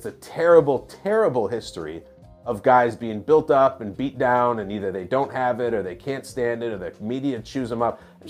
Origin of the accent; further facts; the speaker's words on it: Midwest, United States; also born or lived in California / Wisconsin; now in North Jersey, United States; I lived in California for over a decade. I was born in the Midwest. I spent my summers in Wisconsin.